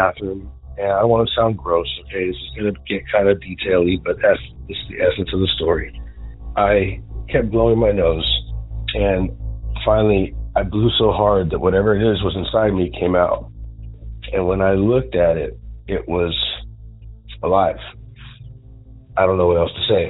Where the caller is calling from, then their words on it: Southern California, United States; I'm calling from Southern California